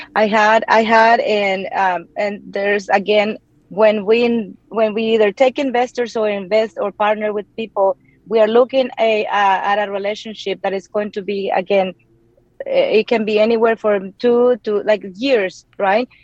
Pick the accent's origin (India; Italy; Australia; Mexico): Mexico; English is a second language; moved away as an adult; now in Austin, United States; growing up in the place that I grew up in Mexico